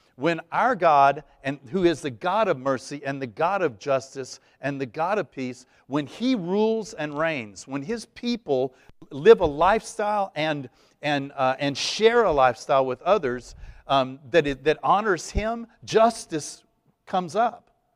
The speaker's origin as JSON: {"language": "English", "region": "East Texas", "country": "United States", "tie": "born or raised there", "said": "I was raised Catholic in East Texas"}